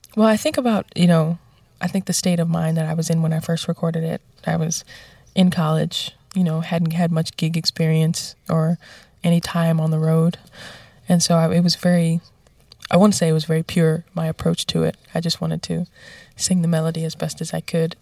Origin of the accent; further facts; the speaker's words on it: New York City, New York, United States; even though I'm from the Bronx, I made it out